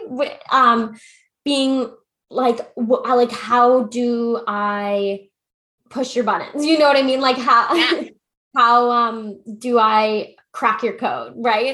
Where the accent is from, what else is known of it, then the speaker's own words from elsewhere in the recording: London, Ontario, Canada; I'm from London, Ontario.